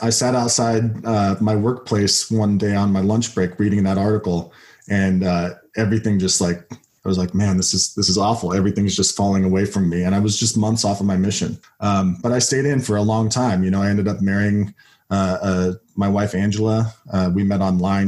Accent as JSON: {"language": "English", "town": "West Jordan", "region": "Utah", "country": "United States", "tie": "born or raised there", "also_born_or_lived": "Salt Lake City, Utah", "said": "I was I was raised in Utah, um, part of the time near uh, Salt Lake City, and then uh, the majority of my adolescence uh, in West Jordan, which is a suburb of Salt Lake City"}